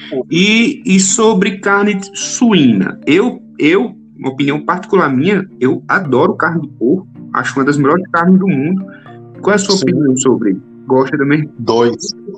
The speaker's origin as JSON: {"language": "Portuguese", "region": "Northeast Region", "country": "Brazil", "said": "eu sou nordestino, gosto muito da comida nordestina"}